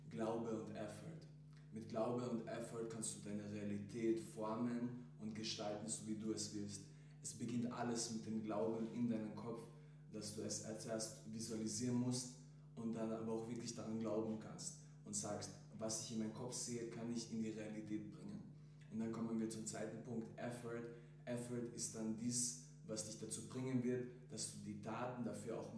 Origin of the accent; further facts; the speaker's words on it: Klagenfurt, Carinthia, Austria; moved away as an adult; also born or lived in Croatia / Bosnia and Herzegovina; now in Vienna, Austria; ich bin Rapper und Sänger. Ich bin ursprünglich aus Kroatien und Bosnien. Ich bin in Klagenfurt aufgewachsen, geboren. Ich bin dann nach Wien gezogen, um dort meine Karriere weiter zu expandieren natürlich.